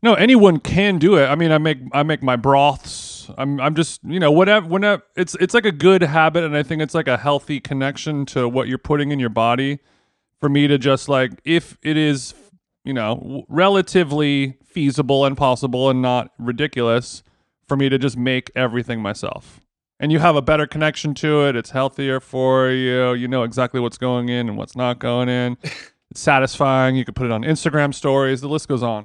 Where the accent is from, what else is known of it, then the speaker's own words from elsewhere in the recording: Los Angeles, California, United States; my hometown